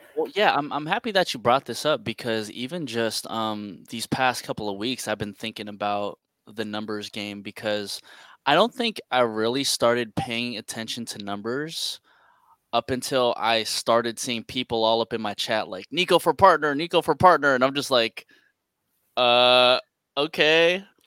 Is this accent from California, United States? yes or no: yes; San Francisco, California, United States; Born and raised in San Francisco, California